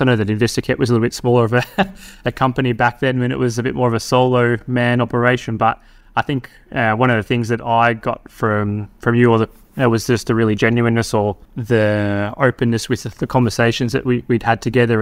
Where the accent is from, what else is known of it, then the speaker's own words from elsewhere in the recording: Victoria, Australia; moved away as an adult; now in Darwin, Australia; Melbourne, you know, my home state